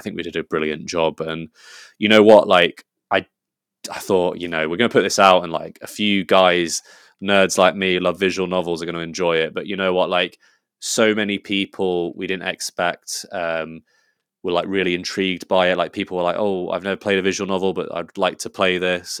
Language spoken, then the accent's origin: English; England, United Kingdom; I'm English